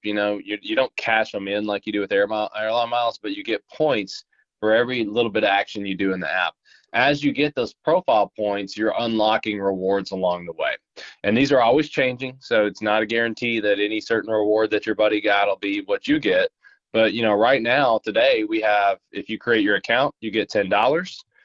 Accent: Middlesboro, Kentucky, United States; also born or lived in Tennessee; I'm from Appalachia in Middlesboro, Kentucky, born in uh, eastern Kentucky and grew up there and uh, lived there for 18 years.

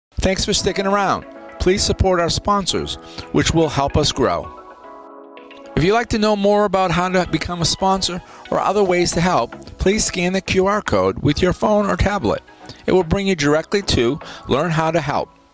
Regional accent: Massachusetts, United States; now in Florida, United States; I'm from Massachusetts

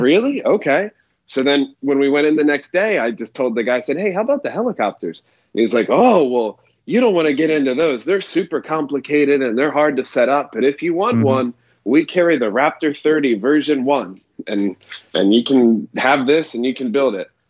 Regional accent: Baltimore, Maryland, United States; also born or lived in South Carolina; now in Orlando, United States; so I am in Orlando, Florida. I'm just outside of Orlando, but I'm from Baltimore, Maryland originally

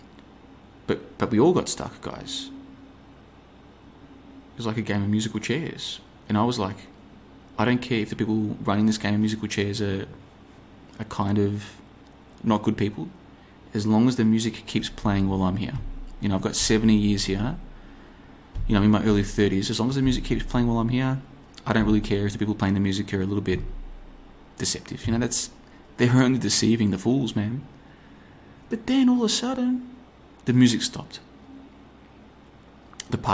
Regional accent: Australia; moved away as an adult; also born or lived in Africa / Asia; now in Europe; I grew up in Australia, crazy part of the world to grow up. Now I find myself in Europe

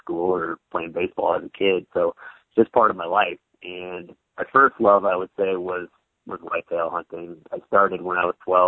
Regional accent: Northwest Indiana, United States; moved away as an adult; also born or lived in Colorado; now in Arizona, United States; I grew up in Northwest Indiana. I didn't move away from Indiana until after college

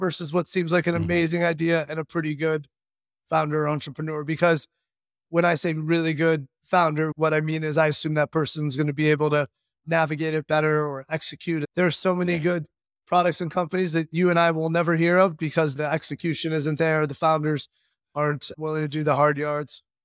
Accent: Chicago, Illinois, United States; moved away as an adult; we're from Chicago, went to school out east

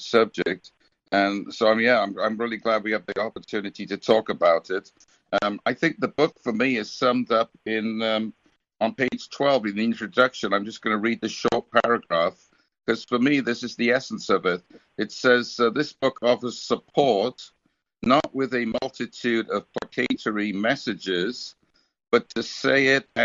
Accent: United Kingdom; I grew up in Britain back in the 50s and 60s

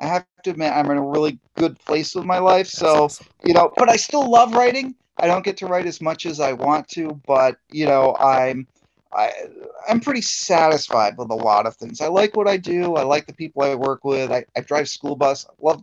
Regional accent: northern Adirondacks, New York, United States; also born or lived in Albany / Honesdale, Pennsylvania; I grew up in a very, very small town in the northern Adirondacks

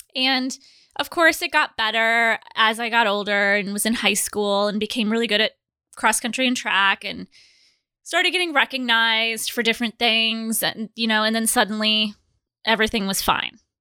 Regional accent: Fort Dodge and Manson, Iowa, United States; So we moved, my mom and I moved from Fort Dodge to Manson. So I had to start over at school. I was, started in seventh grade

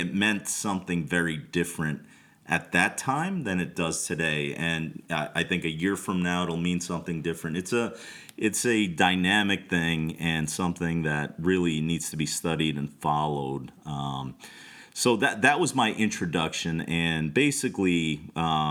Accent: New York City, New York, United States; also born or lived in Brooklyn; I come from an immigrant Bangladeshi family. We grew up in Queens and spent a lot of time in Brooklyn

